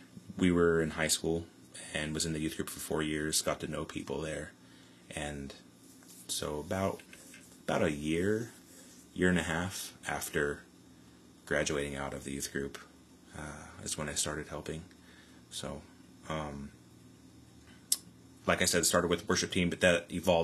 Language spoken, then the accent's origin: English; Newport, Oregon, United States; moved away as an adult; now in Salem, United States; back in Newport, my hometown